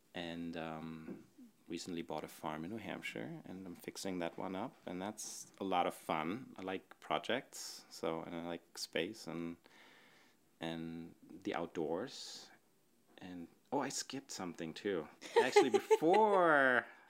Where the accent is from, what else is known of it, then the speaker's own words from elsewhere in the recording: Northern Germany, Germany; moved away; I grew up in Germany, northern Germany, in a little town.